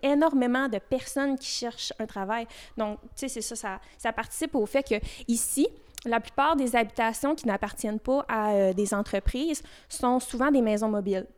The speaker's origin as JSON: {"language": "French", "town": "Fermont", "region": "Quebec", "country": "Canada", "tie": "born or raised there", "also_born_or_lived": "Chicoutimi", "said": "je suis native euh, de Fermont, puis je souhaite faire ma vie ici."}